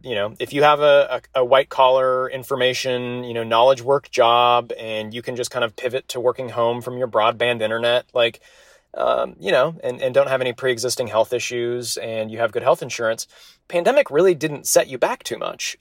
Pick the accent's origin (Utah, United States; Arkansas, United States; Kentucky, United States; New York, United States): Utah, United States; Salt Lake City; born and raised in Salt Lake City.